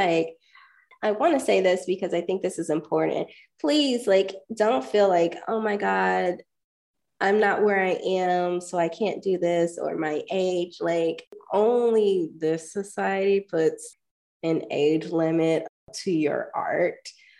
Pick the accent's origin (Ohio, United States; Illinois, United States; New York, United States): Ohio, United States; I feel like growing up in the countryside, because I was never cool enough to live in the city. After I was like 3, we moved to the suburbs.